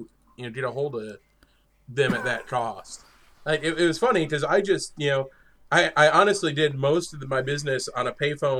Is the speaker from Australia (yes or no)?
no; northern New York, United States; I grew up in a very rural area in northern New York